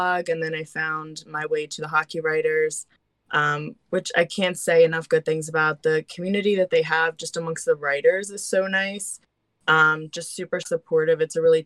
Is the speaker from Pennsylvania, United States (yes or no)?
yes; Philadelphia, Pennsylvania, United States; also born or lived in Northern New Jersey / Pittsburgh; I pretty much grew up in Pennsylvania